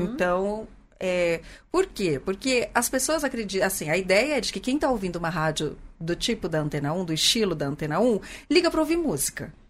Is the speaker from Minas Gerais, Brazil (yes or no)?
no; Pirassununga, São Paulo, Brazil; accent: caipira; moved away; Eu sou de Pirassununga, terra da pinga.